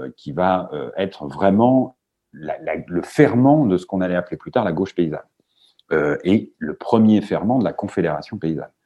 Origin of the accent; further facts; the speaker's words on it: Manche, Normandy, France; chez moi, dans la Manche